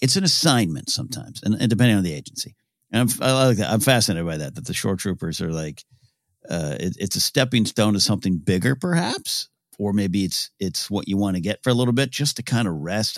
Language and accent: English; Pismo Beach, California, United States; growing up in Pismo Beach, California